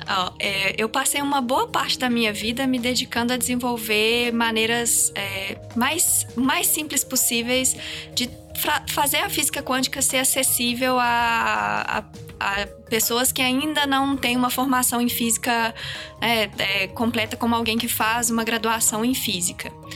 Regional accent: Minas Gerais, Brazil; moved away as an adult; now in São Paulo, Brazil; Eu sou de Minas, eu fiz a minha carreira acadêmica toda lá

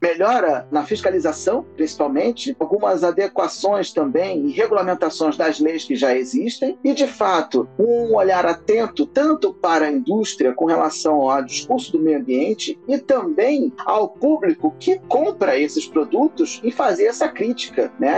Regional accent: Rio de Janeiro, Brazil; moved away as an adult; now in São Paulo, Brazil; Vindo aqui para São Paulo, porque eu sou natural do Rio de Janeiro

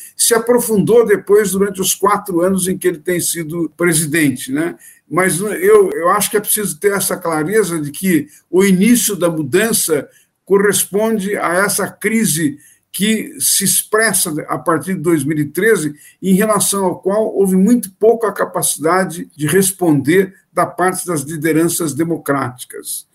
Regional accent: Brazil; nós brasileiros

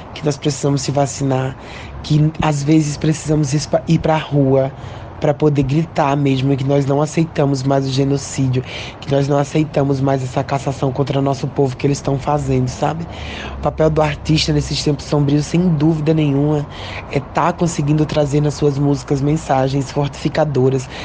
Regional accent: Brazil; nós somos brasileiras

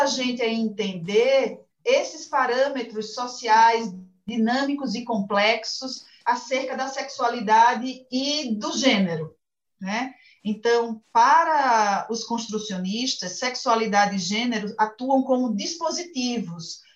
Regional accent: Pernambuco, Brazil; moved away as an adult; now in São Paulo, Brazil; eu sou pernambucana

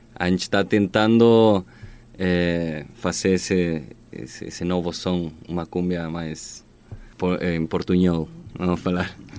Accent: Magallanes and Chilean Antarctica, Chile; Portuguese is a second language; now in Brazil; Eu sou chileno, sou de Magalhães também

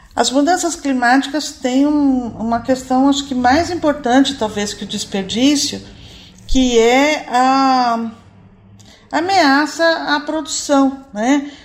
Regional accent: Brazil; nós, como brasileiros

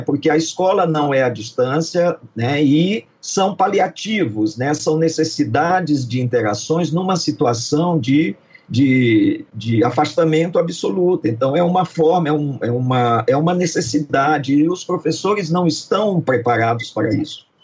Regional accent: Brazil; nós somos brasileiros

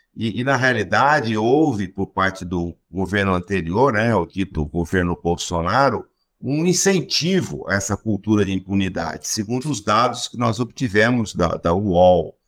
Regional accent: Goiás, Brazil; accent: caipira goianês; o meu, que é caipira goianês

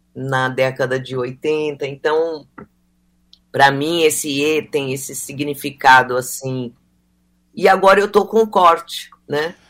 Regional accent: Mato Grosso do Sul, Brazil; moved away; eu sou do Mato Grosso do Sul e ali e nunca parei de, de frequentar ali

